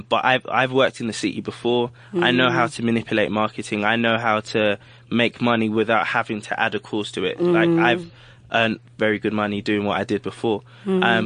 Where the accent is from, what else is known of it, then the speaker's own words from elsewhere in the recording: London, United Kingdom; I'm born and bred in South London